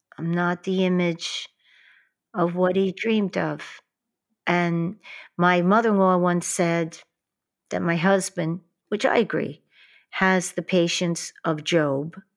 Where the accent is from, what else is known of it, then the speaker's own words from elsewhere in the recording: New York City, New York, United States; growing up in Queens and Brooklyn